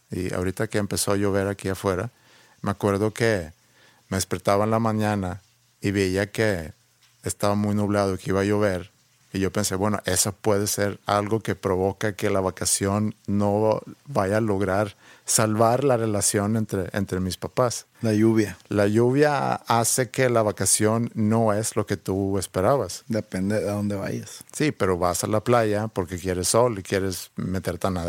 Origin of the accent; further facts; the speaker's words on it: Sweden; moved away; yo crecí en Suecia